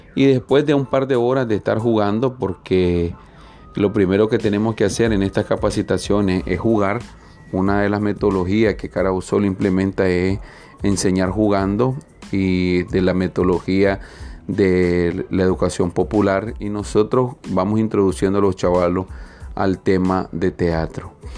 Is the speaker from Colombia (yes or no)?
no; Nicaragua; nuestra amada Nicaragua